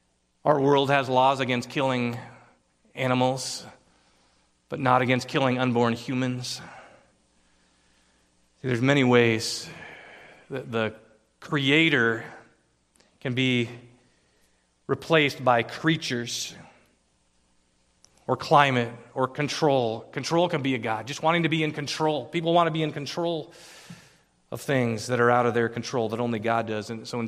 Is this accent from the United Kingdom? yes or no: no; Philippines; English is a second language; now in United States; But in the land that I grew up in the Philippines, insects swarm.